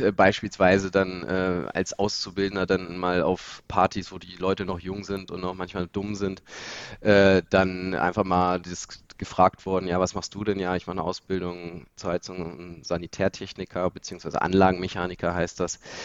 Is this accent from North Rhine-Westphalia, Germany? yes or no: no; Lower Saxony, Germany; bei uns in der Region, wir kommen hier aus Niedersachsen